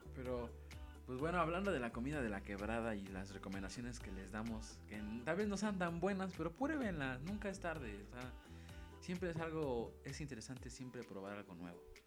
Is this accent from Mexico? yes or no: yes; Mexico; como buen mexicano